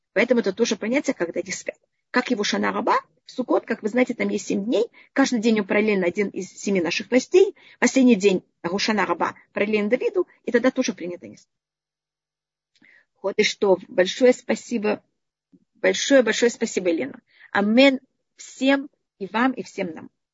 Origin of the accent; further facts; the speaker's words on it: Israel; я почти всю жизнь живу в Израиле